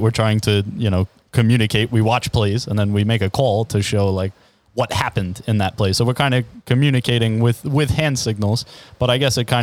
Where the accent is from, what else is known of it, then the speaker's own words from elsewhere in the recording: Levittown, New York, United States; also born or lived in Queens, New York; I was actually born in Queens. I moved out to Long Island when I was 2 years old. I grew up in Levittown, New York